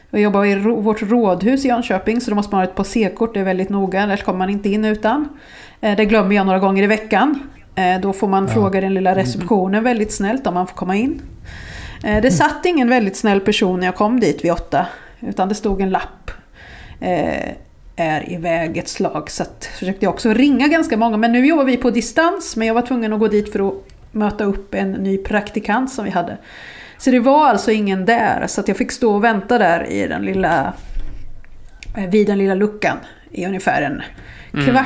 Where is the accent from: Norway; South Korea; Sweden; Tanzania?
South Korea; born there; Jag är född i Sydkorea till och med.